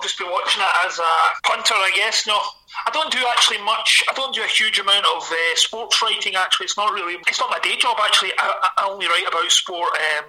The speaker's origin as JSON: {"language": "English", "town": "Glasgow", "region": "Scotland", "country": "United Kingdom", "said": "as you can hear from my accent, I am from Glasgow"}